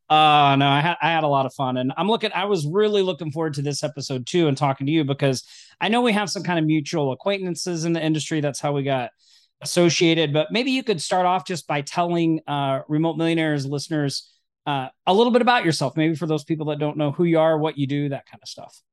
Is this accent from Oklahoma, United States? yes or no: yes; Oklahoma, United States; moved away; I'm originally from Oklahoma.